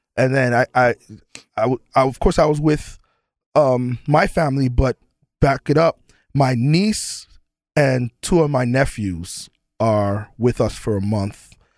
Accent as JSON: {"language": "English", "region": "New York", "country": "United States", "tie": "born or raised there", "said": "growing up in New York"}